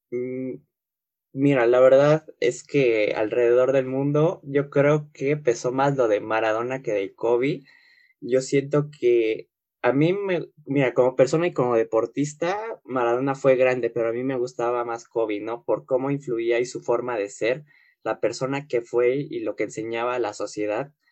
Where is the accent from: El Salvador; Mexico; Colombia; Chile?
Mexico